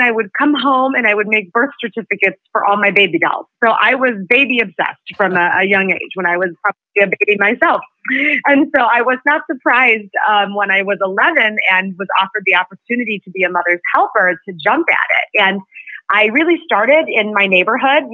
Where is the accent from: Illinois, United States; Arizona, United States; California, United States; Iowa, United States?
Illinois, United States; Chicago; I hail from Chicago.